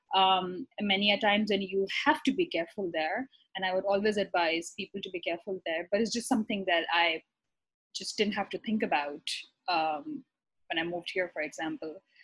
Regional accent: Karachi, Sindh, Pakistan; moved away as an adult; also born or lived in Iran; now in New York, United States; I'm originally from Pakistan. I'm from um, the biggest city, actually, Karachi.

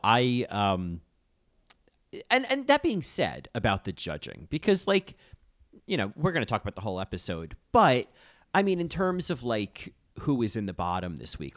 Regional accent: United States; as an American

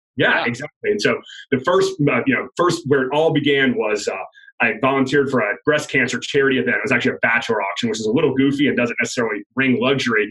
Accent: Georgia, United States; moved away as an adult; I'm from Georgia, born and raised.

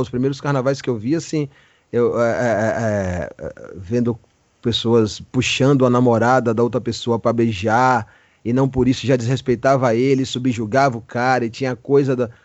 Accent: interior of Bahia, Brazil; accent: sertão da Bahia; moved away; also born or lived in Feira de Santana / Santo Antônio de Jesus / Senhor do Bonfim / Juazeiro; eu nasci em feira, mas eu, eu, eu, fico brincando com a galera que eu só nasci em feira

